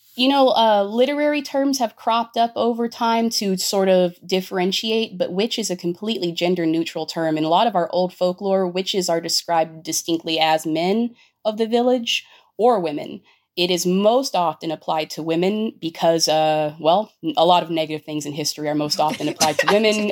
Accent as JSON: {"language": "English", "town": "Los Angeles", "region": "California", "country": "United States", "tie": "born or raised there", "said": "I grew up in East LA in the early 90s."}